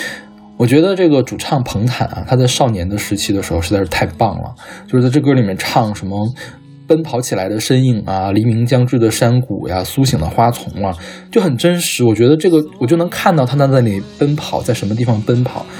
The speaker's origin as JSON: {"language": "Chinese", "region": "northern China", "country": "China", "said": "其实作为一个北方人，我并不是很了解这样的描写究竟是一个怎么样的情况"}